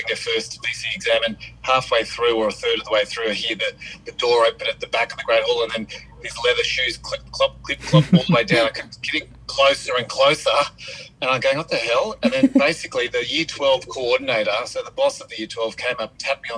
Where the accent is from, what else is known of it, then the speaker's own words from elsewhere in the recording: Kew, Victoria, Australia; I grew up in Kew and played school footy and local community footy